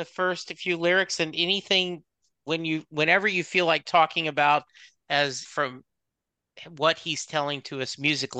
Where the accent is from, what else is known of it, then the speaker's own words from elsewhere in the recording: Lake Charles, Louisiana, United States; moved away; also born or lived in Dallas; growing up in Lake Charles, it rained every day.